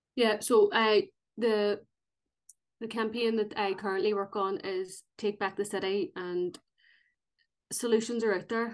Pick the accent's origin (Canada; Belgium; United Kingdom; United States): United Kingdom; Belfast, Northern Ireland; I'm from North Belfast